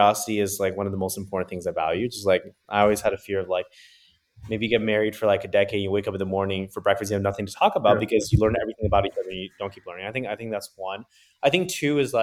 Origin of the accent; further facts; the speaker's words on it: Shanghai, China; also born or lived in New York, United States; now in San Francisco, United States; I grew up in China